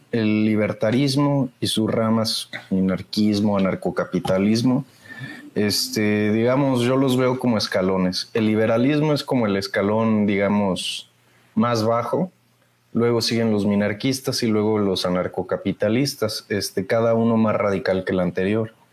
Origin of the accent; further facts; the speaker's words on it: Irapuato, Guanajuato, Mexico; no me encontraba en Irapuato, yo soy de Irapuato.